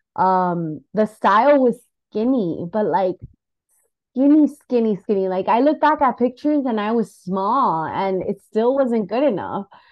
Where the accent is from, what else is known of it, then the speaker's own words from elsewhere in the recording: United States; I was born in the United States